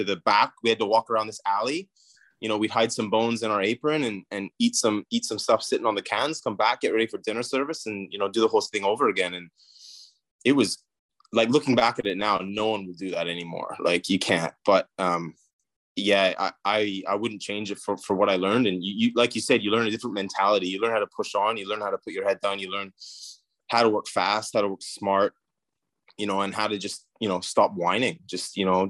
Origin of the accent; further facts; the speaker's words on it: Vancouver, British Columbia, Canada; moved away as an adult; also born or lived in New Zealand; now in Toronto, Canada; I'm from Vancouver. So I'm a West Coast boy. I left home when I was about, I think just after high school.